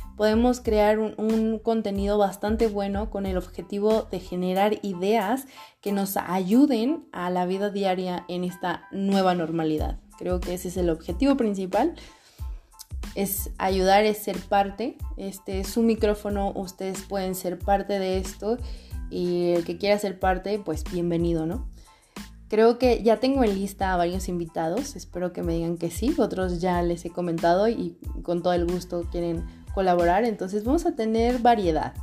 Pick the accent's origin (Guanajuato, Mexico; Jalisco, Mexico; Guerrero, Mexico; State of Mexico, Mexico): Jalisco, Mexico; Guadalajara; moved away as an adult; Regresé a vivir a mi ciudad de origen, Guadalajara, Jalisco, México. Soy tapatía.